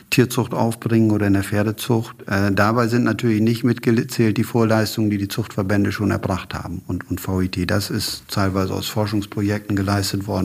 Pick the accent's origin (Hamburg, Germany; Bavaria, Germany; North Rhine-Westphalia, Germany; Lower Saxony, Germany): Lower Saxony, Germany; Brentano 1 war in meiner Heimat in Ostfriesland relativ stark eingesetzt.